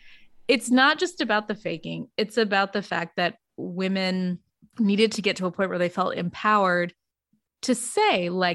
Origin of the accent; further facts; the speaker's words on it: New Jersey, United States; That's the only obvious question after we're both from New Jersey.